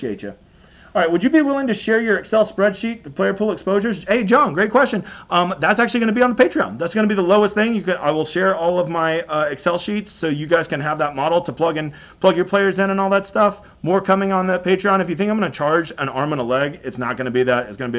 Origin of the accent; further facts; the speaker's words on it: United States; We're American, man.